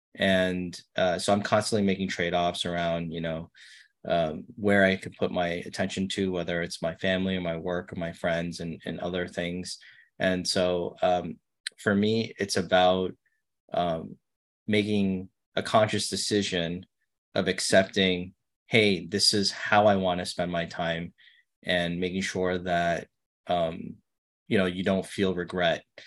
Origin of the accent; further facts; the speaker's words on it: New York City, New York, United States; I grew up in Brooklyn, not a lot of money